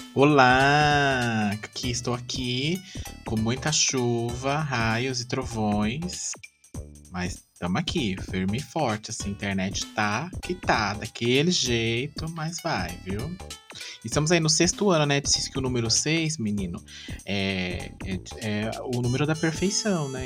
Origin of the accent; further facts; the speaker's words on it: Brazil; somos brasileiros